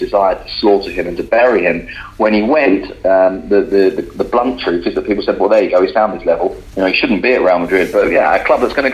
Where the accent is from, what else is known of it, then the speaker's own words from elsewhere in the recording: London, United Kingdom; now in Spain; I say this as a Londoner and removed a little bit from Newcastle